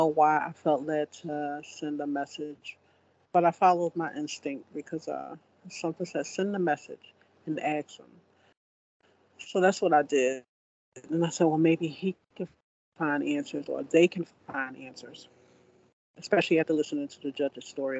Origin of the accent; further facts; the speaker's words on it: Philadelphia, Pennsylvania, United States; I was born and raised in Philadelphia